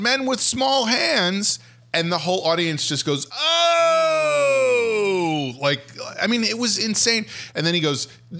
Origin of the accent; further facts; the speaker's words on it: United States; I'm from the United States